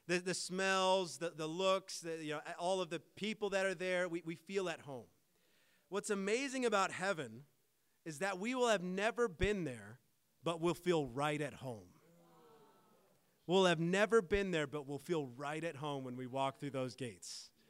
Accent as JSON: {"language": "English", "country": "United States", "moved": "yes", "lives_now": "Canada", "said": "I'm American"}